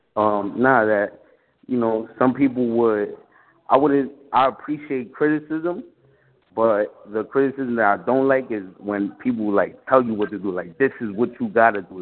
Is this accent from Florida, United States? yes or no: no; New York City, New York, United States; also born or lived in Washington Heights, Manhattan; I was born right here in um in Washington Heights in Manhattan, but I was raised in the Bronx